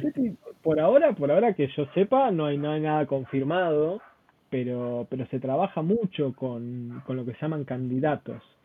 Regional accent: Argentina; yo soy argentino.

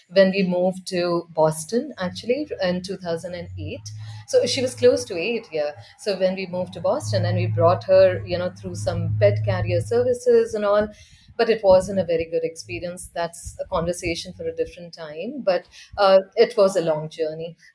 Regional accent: India; So I grew up in India.

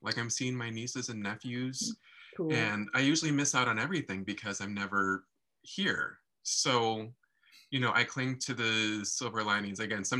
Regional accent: Des Moines, Iowa, United States; moved away; also born or lived in Texas / New York; I grew up in Des Moines

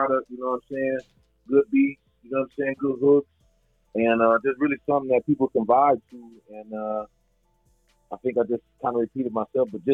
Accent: Freeport, Illinois, United States; moved away; I'm originally from Freeport, Illinois.

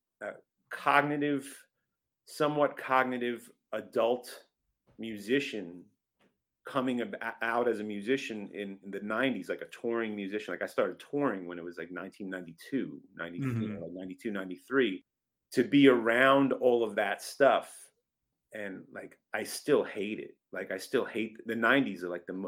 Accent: Long Island, New York, United States; also born or lived in Brooklyn; I was born in Brooklyn, but then we moved out to Long Island when I was about 3 years old

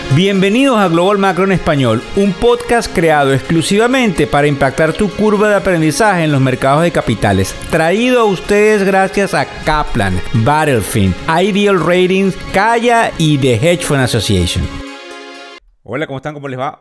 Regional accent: Venezuela; quienes somos venezolanos

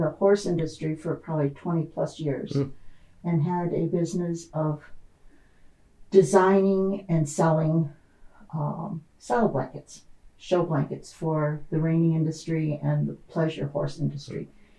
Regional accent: Indiana, United States; moved away; I was born and raised in Indiana. So I'm a Hoosier by birth. I lived in the rural area of Indiana and grew up on a farm.

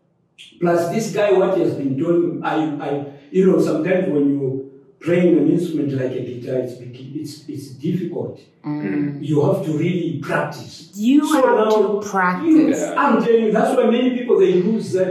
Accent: Zambia; also born or lived in Botswana; now in South Africa; I grew up with in Zambia those days

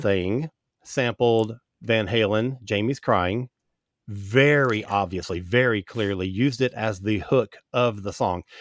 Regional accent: Central Florida, United States; I grew up in Central Florida

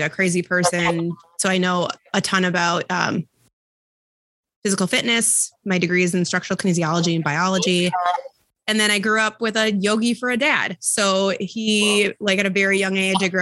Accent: Bloomington, Minnesota, United States; also born or lived in Houston, Texas; I was born down in Texas, in Houston. And my brother and I and my family moved up here to Minnesota when I was 3

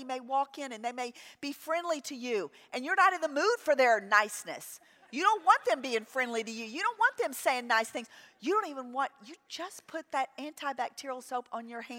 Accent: New Orleans, Louisiana, United States; I grew up in New Orleans

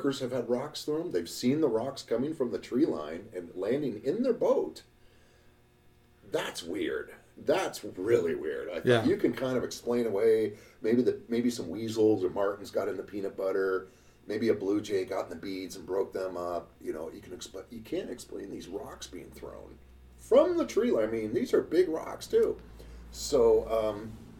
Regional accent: Juneau, Alaska, United States; Juneau, my hometown

